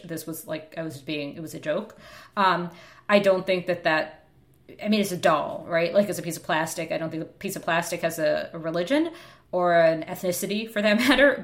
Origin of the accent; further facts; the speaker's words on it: United States; I'm American